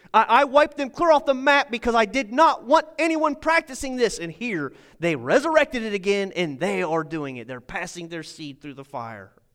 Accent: United States; I am an American

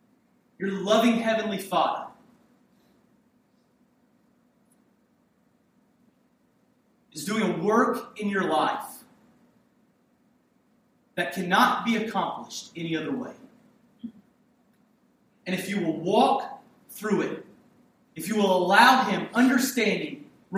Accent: Hampton, Virginia, United States; it was a multicultural city that I grew up in Hampton, Virginia

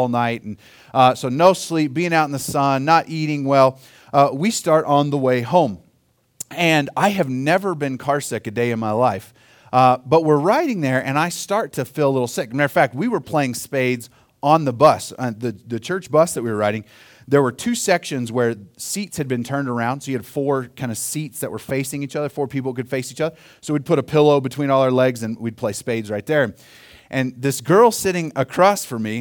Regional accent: Oklahoma, United States; now in Colorado, United States; I grew up in Oklahoma

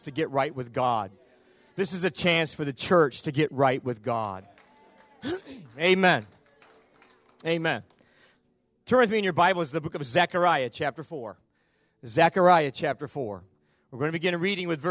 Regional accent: the North, United States; now in Bowling Green, United States; I'm from the North. We're both Yankees

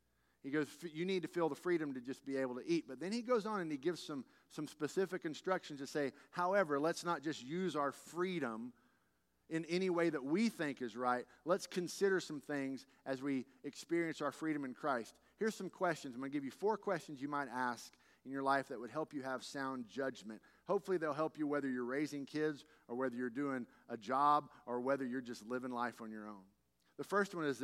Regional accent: Texas, United States; as a Texan

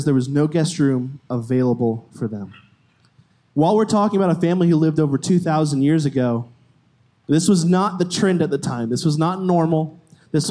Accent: Florida, United States; moved away as an adult; I'm from Florida, if you didn't know. Came all the way from Florida a couple months ago

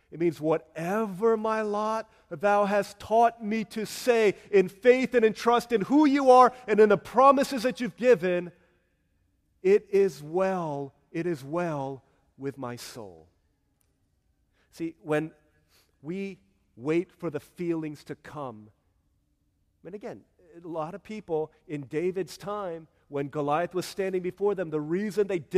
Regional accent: South Korea; I can't sing this song because I don't see it in my home country of Korea.

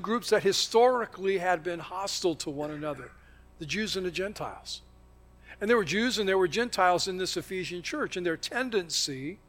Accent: the South, United States; I can't help how I think about things because that's my heritage. That's, you know, I'm from the South, so I prefer sweet tea.

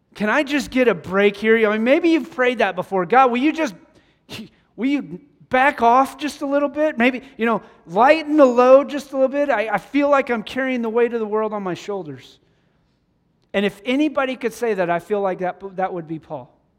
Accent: Wyoming, United States; moved away; growing up in Wyoming, we would get snow

